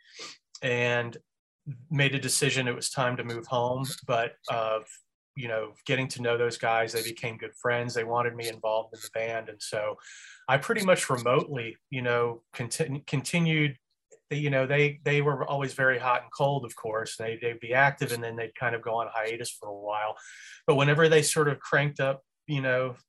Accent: Marietta, Georgia, United States; also born or lived in Memphis, Tennessee; I was raised in a suburb, Cobb County, in Marietta, Georgia.

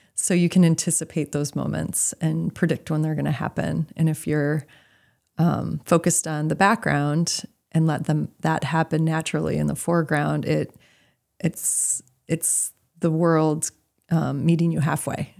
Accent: Milwaukee, Wisconsin, United States; moved away as an adult; also born or lived in Idaho / Rhode Island; now in Maine, United States; I grew up in Milwaukee.

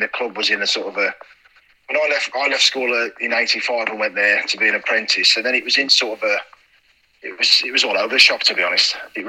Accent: Birmingham, West Midlands, United Kingdom; also born or lived in Solihull; Solihull born, but I grew up in Birmingham, Castlevale and Erdington. So, I'm a Birmingham lad

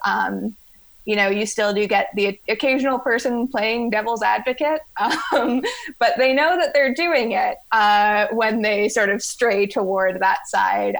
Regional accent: London, Ontario, Canada; moved away as an adult; also born or lived in Ottawa, Canada; now in Boston, United States; I am originally from London, Ontario

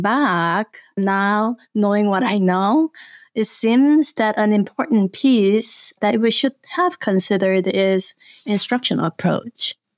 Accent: South Korea; moved away; I grew up in South Korea in a very remote village

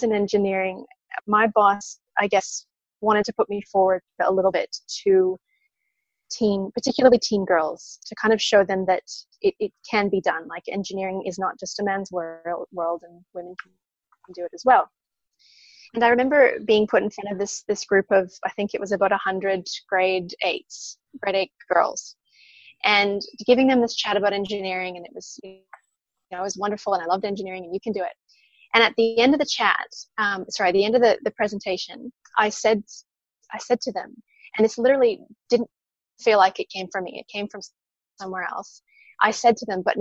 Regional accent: Penticton, British Columbia, Canada; now in Sunshine Coast, Australia; I'm from a wonderful little town called Penticton, which is in British Columbia on the west coast of Canada

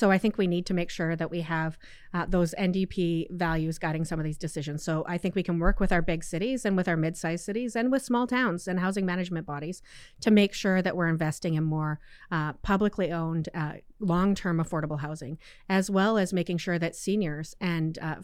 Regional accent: Alberta, Canada; the house I grew up in Canuso was built through that Alberta first-time home buyer program

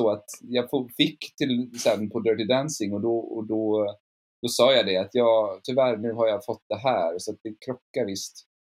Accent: Luleå, Norrbotten County, Sweden; now in Stockholm, Sweden; Alltså jag flyttade till Stockholm från Luleå för att jobba på Dramaten efter scenskolan.

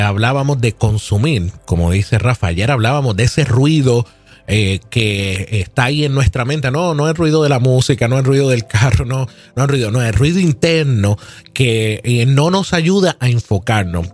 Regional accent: Puerto Rico; nuestra isla

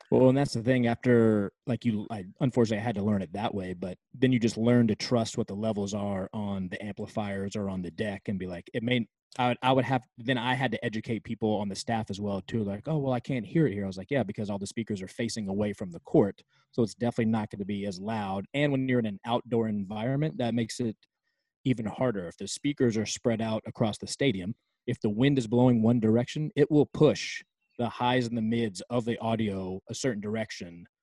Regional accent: right outside Washington D.C., Virginia, United States; moved away as an adult; now in California, United States; I grew up in Virginia, right outside Washington D.C., and moved to California I think I turned 20 like a week later

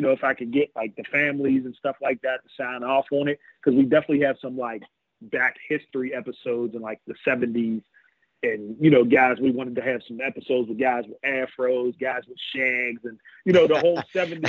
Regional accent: Pittsburgh, Pennsylvania, United States; I grew up in Belle Silver on the south side

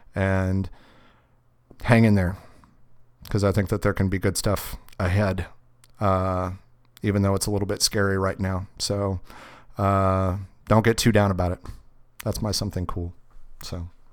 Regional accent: Kentucky, United States; moved away; I'm from Kentucky.

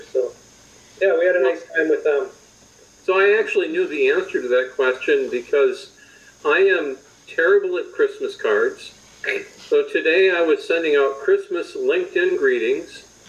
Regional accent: Wisconsin, United States; now in the South, United States; I'm from Wisconsin, but I live in the South

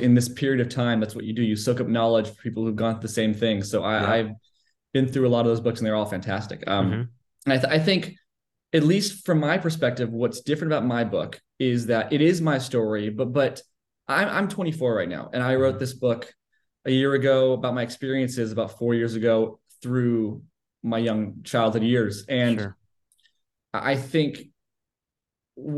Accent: Los Angeles, California, United States; moved away as an adult; now in Texas, United States; I was born in Los Angeles, California

